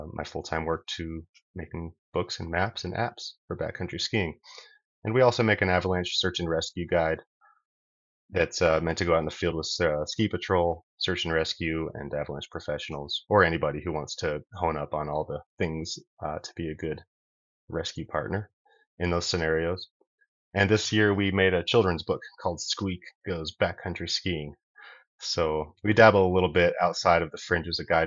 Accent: Fort Collins, Colorado, United States; also born or lived in Durango, Colorado; now in Crested Butte, United States; So I grew up in Fort Collins, Colorado

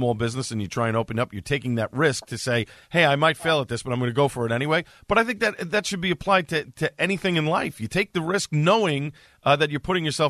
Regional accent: New York City, New York, United States; Staten Island, the place where I was born and raised

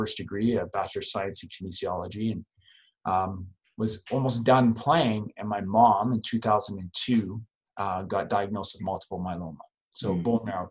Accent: Calgary, Alberta, Canada; also born or lived in Three Hills, Alberta; now in Lethbridge, Canada; we grew up in Calgary, Alberta. It's a city of about 1.5 million people. And then when I was 13 years old, we just couldn't afford to live there anymore.

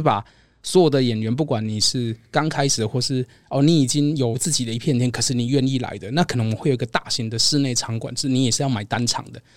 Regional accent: Nantou County, Taiwan; moved away; also born or lived in Taichung / Taipei; 因为我老家其实在南投

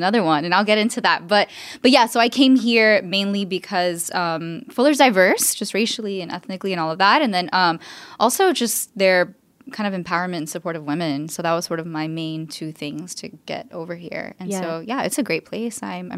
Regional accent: Miami, Florida, United States; So I'm Cuban American. I'm from Miami, which is its own thing.

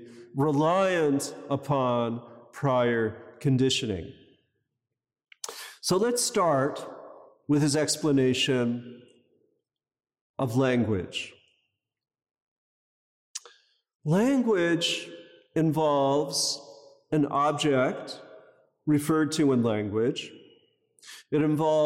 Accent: United States; now in Los Angeles, United States; I grew up near Canada

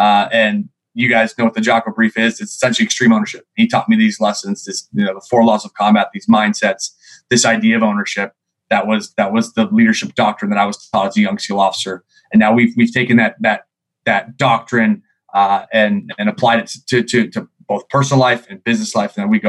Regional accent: Seattle, Washington, United States; also born or lived in New York; Sure. Well, I'm from Seattle, Washington, originally. Navy brat. My dad was in the Navy for 24 years. I come from a big family.

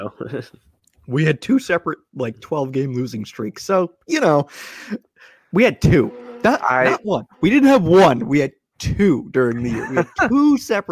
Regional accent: Placerville, California, United States; also born or lived in Sacramento, California; I grew up in a town called Placerville, which is about an hour from Sacramento

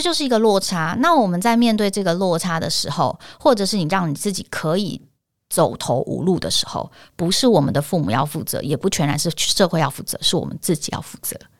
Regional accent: Taipei, Taiwan; 我在台湾长，长大，我，我念天龙国的国小跟国中

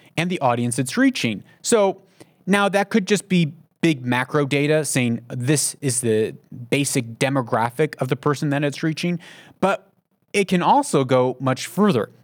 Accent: United States; moved away; I'm an American, but I live outside of the United States

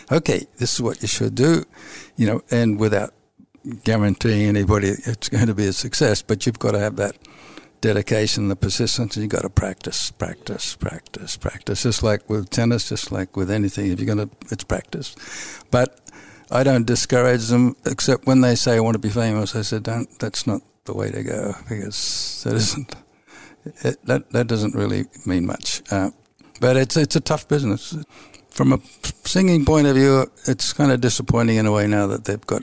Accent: Australia; born there; I got my break in England even though I was born in Australia, in the country.

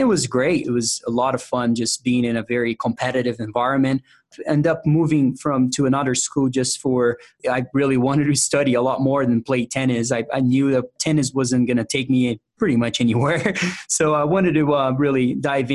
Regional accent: São Paulo, Brazil; English is a second language; moved away as an adult; now in United States; I was born and raised in Brazil

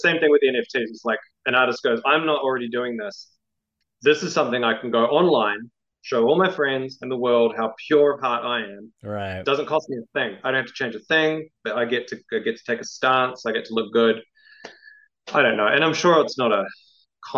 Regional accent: New Zealand; also born or lived in Melbourne, Australia; now in Queensland, Australia; growing up in New Zealand, being in the comics scene there, very vibrant

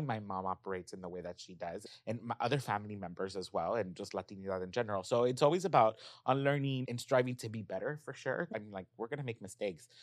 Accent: Los Angeles, California, United States; I grew up in South Central.

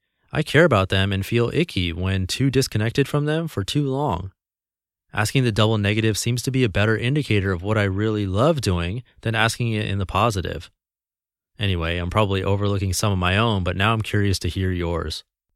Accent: California, United States; I was born in California and grew up with what I felt was a normal upbringing with normal values.

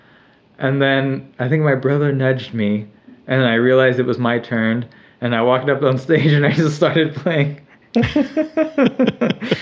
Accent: Laguna Beach, California, United States; I grew up in Laguna in South Orange County.

